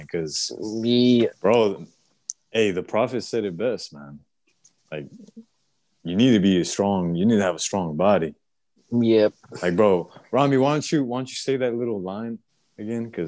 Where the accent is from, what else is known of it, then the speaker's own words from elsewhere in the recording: Puerto Rico; now in Florida, United States; Like, bro, I'm an island boy. I'm from Puerto Rico.